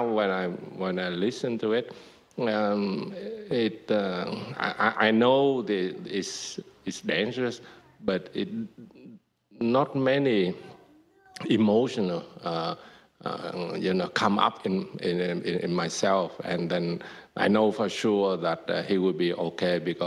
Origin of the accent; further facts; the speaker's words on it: Vietnam; moved away; growing up in Vietnam